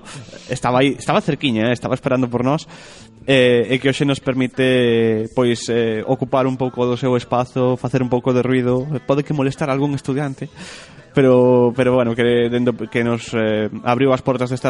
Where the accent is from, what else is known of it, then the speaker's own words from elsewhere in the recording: Santiago de Compostela, Galicia, Spain; son de Santiago